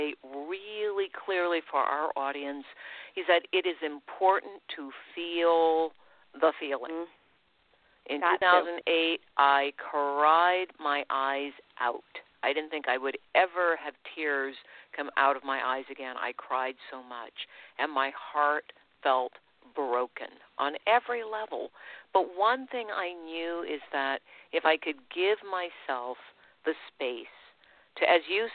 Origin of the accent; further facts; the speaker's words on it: United States; I'm an American. And I've always been a proud American